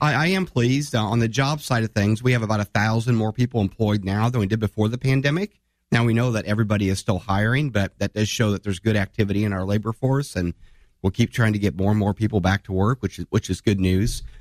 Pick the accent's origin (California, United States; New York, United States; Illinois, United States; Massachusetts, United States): Illinois, United States; Divernon; I'm a small town guy. I grew up in Di Vernon